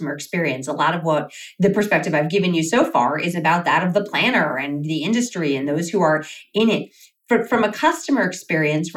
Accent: New York, United States; moved away as an adult; now in Las Vegas, United States; my hometown of New York

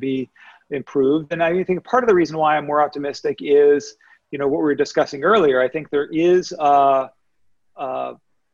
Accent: Pittsburgh, Pennsylvania, United States; I grew up in Pittsburgh

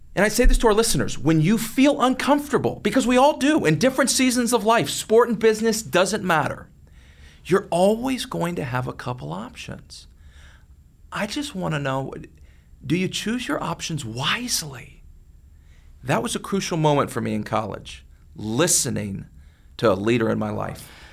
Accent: McKinney, Texas, United States; growing up in McKinney, Texas

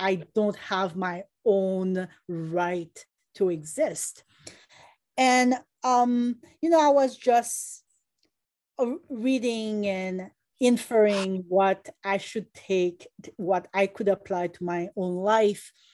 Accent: Haiti; now in United States; When I was growing up in Haiti

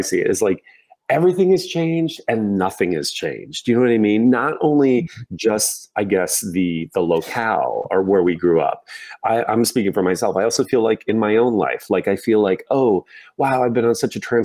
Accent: Indiana, United States; moved away as an adult; as a little boy, gay boy growing up in Indiana

